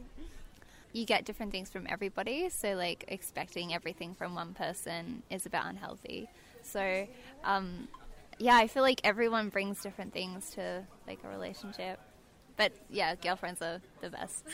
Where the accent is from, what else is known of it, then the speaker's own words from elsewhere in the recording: Canberra, Australian Capital Territory, Australia; moved away as an adult; I'm from Canberra and I'm living here at college and I just went home for my break